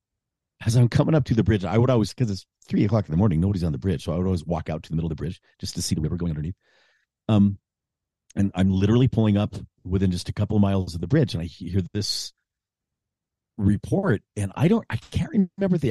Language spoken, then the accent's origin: English; Arizona, United States; moved away; also born or lived in Utah; I grew up in Arizona, and I would drive from Utah to Arizona to my little hometown in the mountains